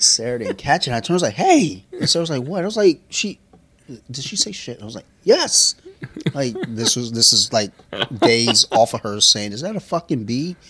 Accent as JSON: {"language": "English", "country": "United States", "said": "I'm American"}